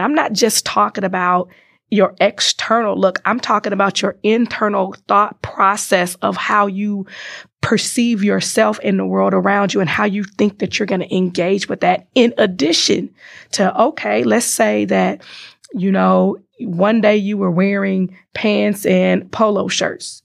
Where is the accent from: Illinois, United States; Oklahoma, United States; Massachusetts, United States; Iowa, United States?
Illinois, United States; Chicago; moved away as an adult; now in Wisconsin, United States; born and raised in Chicago